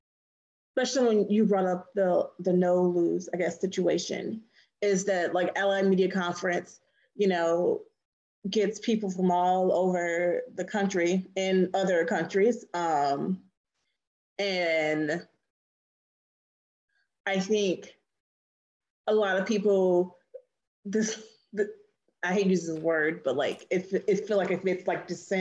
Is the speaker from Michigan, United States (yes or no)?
yes; Detroit, Michigan, United States; moved away as an adult; now in New Orleans, United States; someone who was born and raised in Detroit